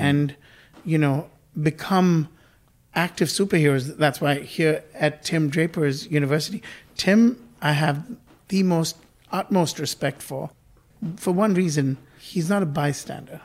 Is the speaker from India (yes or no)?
yes; India; moved away; I was born in India and I grew up there uh, for a bit of my life.